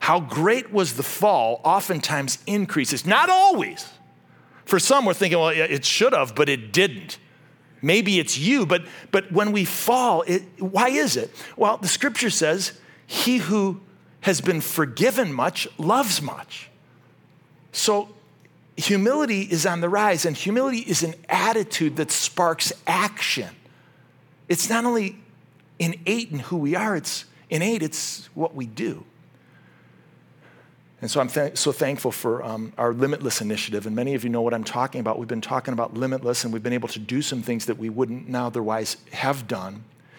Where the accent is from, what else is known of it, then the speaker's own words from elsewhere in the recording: Ohio, United States; I'm from Ohio